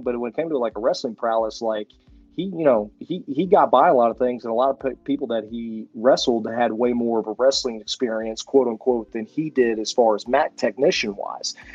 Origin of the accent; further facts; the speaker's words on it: Houston, Texas, United States; also born or lived in Oklahoma; I moved back home to my hometown of Houston, Texas